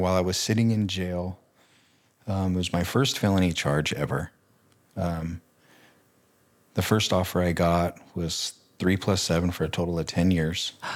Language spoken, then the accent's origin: English; Riverside, California, United States; moved away as an adult; also born or lived in Banning, California / New Plymouth, Idaho / Boise, Idaho; I grew up in Southern California.